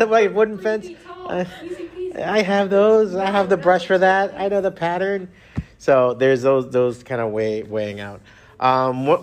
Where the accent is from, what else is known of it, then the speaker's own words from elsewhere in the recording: Miami, Florida, United States; My dad's Cuban, my mom's Mexican, I was born and raised in Miami